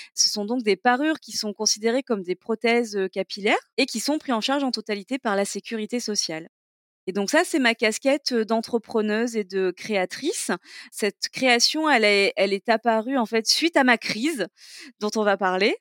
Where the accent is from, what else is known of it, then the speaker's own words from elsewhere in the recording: Toulon, Provence-Alpes-Côte d'Azur, France; also born or lived in Digne-les-Bains / Saint-Mandrier / Hyères / Marseille; je suis du sud de la France et non pas du sud de la frange, mais euh, du sud de la France et euh, donc j'ai grandi, dans le dans le sud-est